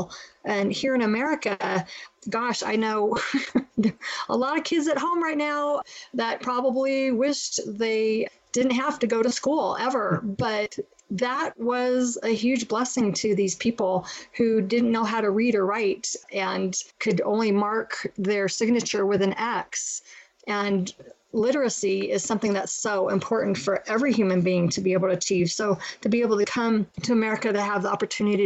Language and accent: English; United States; we're American